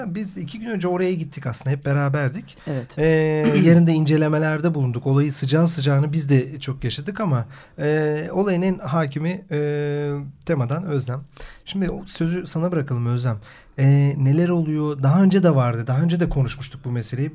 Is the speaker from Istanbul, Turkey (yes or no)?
no; Karadeniz Ereğli, Zonguldak, Turkey; Ben Çatalaz Zonguldaklıyım. Karadeniz Ereğli'yim.